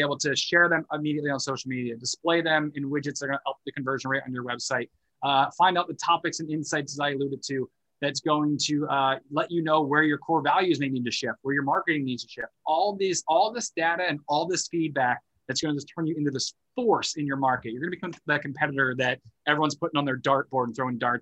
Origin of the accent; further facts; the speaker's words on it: United States; I'm American, but I haven't moved to Canada since